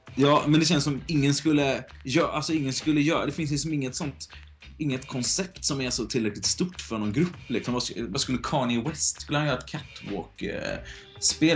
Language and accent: Swedish; Gothenburg, Västra Götaland, Sweden; Speciellt om jag är från Göteborg.